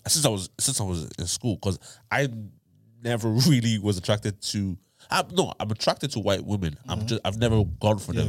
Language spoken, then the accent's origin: English; Ireland; I was born in Ireland